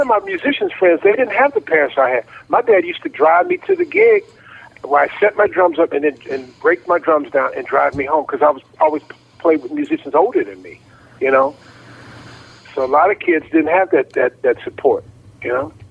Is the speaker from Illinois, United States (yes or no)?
yes; Chicago, Illinois, United States; I grew up in Chicago, Illinois